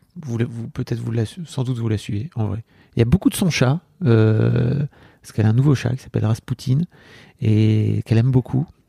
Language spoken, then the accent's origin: French; the North, France; J'ai grandi dans le Nord.